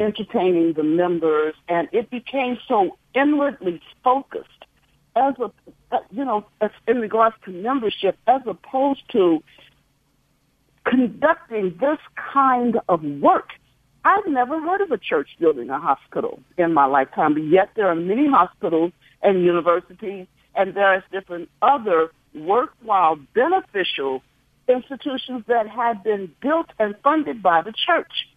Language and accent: English; St. Louis, Missouri, United States; my hometown Saint Louis, Missouri